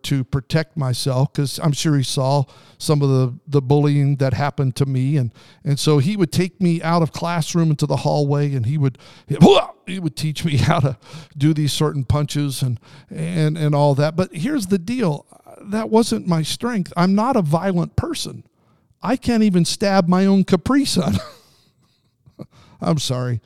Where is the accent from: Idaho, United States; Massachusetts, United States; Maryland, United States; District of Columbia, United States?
Idaho, United States; Southern; also born or lived in Pendleton, Oregon / Salinas, California; till I was 9 years old, we lived there before moving to Southern Idaho.